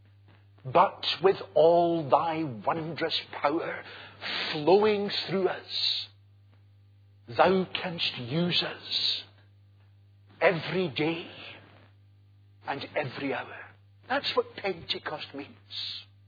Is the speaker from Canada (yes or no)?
no; Glasgow, Scotland, United Kingdom; I'm a Glaswegian